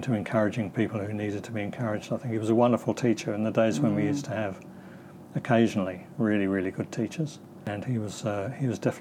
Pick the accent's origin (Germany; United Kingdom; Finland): United Kingdom; England; moved away as an adult; also born or lived in New Zealand / London; now in Australia; I grew up in England. I was born in New Zealand, but we left when I was about three